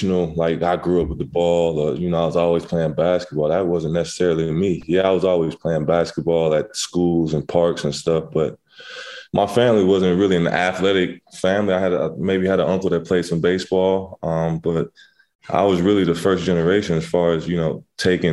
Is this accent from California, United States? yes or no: yes; Inglewood, California, United States; also born or lived in Pasadena / Redondo Beach; I grew up in Inglewood